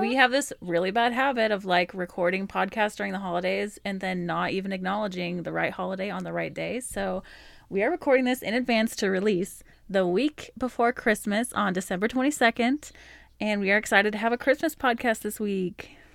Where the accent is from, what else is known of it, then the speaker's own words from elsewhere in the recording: Alaska, United States; I was born in Alaska